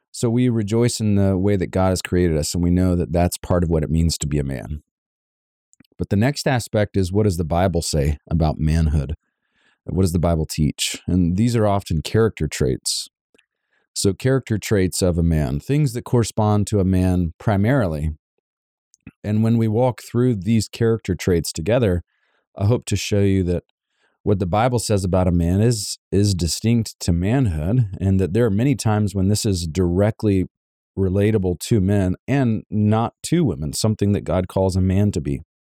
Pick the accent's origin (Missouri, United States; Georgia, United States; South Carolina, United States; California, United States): Georgia, United States; Savannah; moved away; My wife and I are actually from Savannah, Georgia